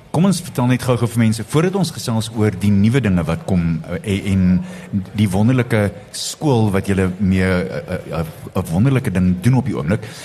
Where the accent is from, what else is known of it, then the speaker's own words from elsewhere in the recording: Free State, South Africa; Ek is groot Vrystater